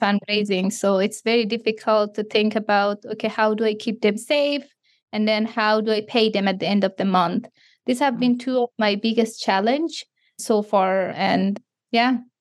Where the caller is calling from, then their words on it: Canada; I'm calling you from Canada